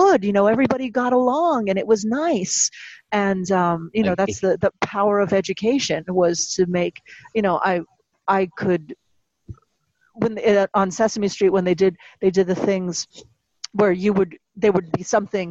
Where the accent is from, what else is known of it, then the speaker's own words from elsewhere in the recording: United States; those of us who were raised in American society